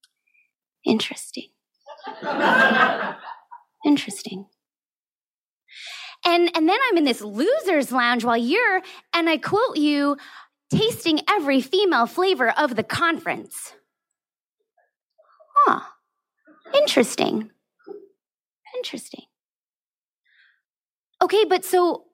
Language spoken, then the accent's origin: English; California, United States; now in Hong Kong; my home state of California